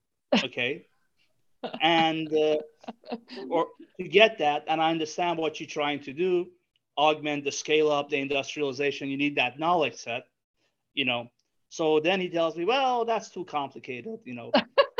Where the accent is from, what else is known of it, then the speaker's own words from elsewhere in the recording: New Orleans, Louisiana, United States; I'm from New Orleans. It's my alma mater.